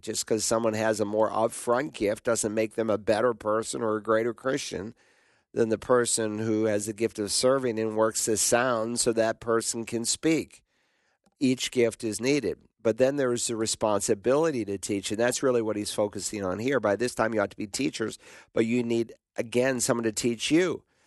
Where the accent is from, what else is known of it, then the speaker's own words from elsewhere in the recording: the South, Southern United States, United States; accent: Southern; in Southern English, we'd say "you all,"